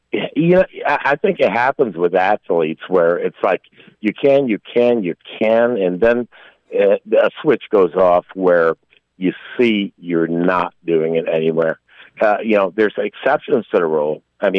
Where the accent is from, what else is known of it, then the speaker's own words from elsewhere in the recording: Pennsylvania, United States; I was 10 years old. I grew up there in the Commonwealth of PA.